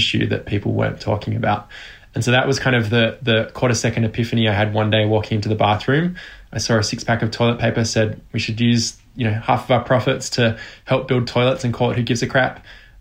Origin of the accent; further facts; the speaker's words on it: Australia; I was born in Australia.